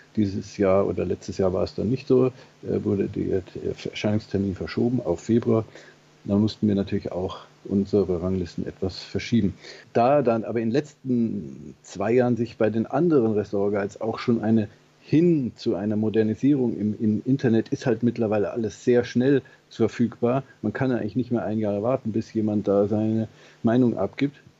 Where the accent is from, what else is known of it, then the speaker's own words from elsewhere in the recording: Germany; bei uns in Deutschland